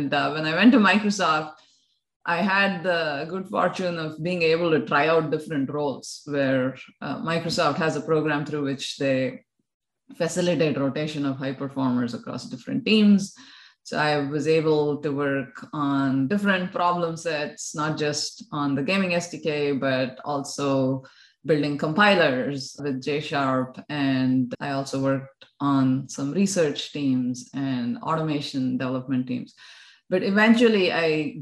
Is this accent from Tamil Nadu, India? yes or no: no; Bangalore, Karnataka, India; moved away as an adult; also born or lived in United States; now in Australia; I was born and brought up in Bangalore